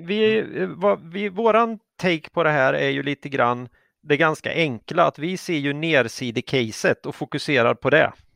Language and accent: Swedish; Sweden; vi är ju svenskar och vi pratar ju svenska